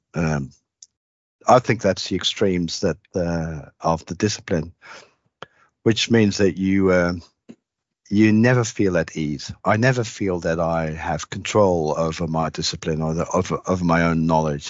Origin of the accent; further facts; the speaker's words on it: Netherlands; moved away as an adult; also born or lived in Maastricht, Netherlands; now in Australia; I grew up in the Netherlands